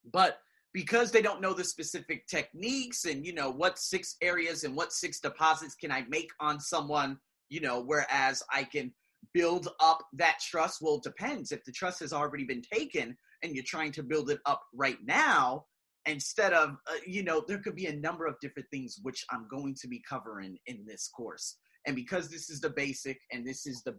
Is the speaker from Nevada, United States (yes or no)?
yes; Las Vegas, Nevada, United States; moved away as an adult; now in Thailand; born and raised in Las Vegas